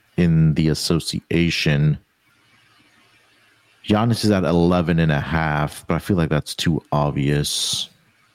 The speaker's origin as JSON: {"language": "English", "region": "Texas", "country": "United States", "said": "my home state. Let's go to Texas"}